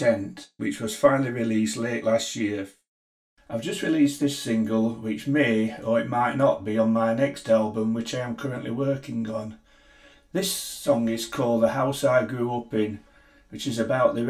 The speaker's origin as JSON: {"language": "English", "town": "Sheffield", "region": "Yorkshire and the Humber", "country": "United Kingdom", "moved": "yes", "lives_now": "Scotland, United Kingdom", "said": "I'm now based in a little village in Scotland, but I'm originally from Sheffield in England"}